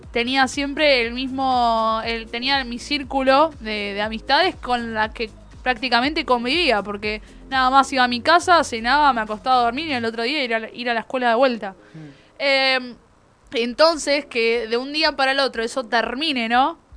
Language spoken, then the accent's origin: Spanish; Bahía Blanca, Buenos Aires Province, Argentina; yo amo Bahía Blanca. que no me banque a ciertas personas que conviven en mi ciudad.